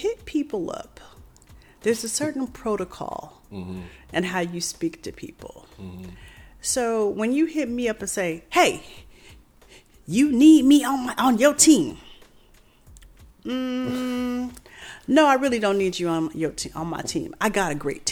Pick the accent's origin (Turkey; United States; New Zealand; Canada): United States; Tempe, Arizona; from Tempe, Arizona.